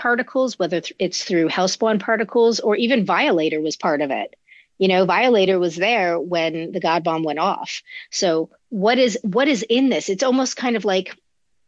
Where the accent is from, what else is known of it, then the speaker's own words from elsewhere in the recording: New York, United States; I grew up in and around New York